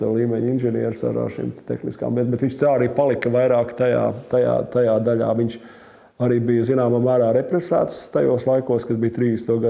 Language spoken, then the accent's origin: Latvian; Riga, Latvia; Es uzaugu faktiski Maskavas Forštatē, kad vēl Čangraks nebija īsti uzbūvēts pirmos sešus vai septiņus gadus. Tad nojauca mums to māju uz Maskavas ielas un tad iedeva dzīvokli tur Čangragā vēl dziļāk.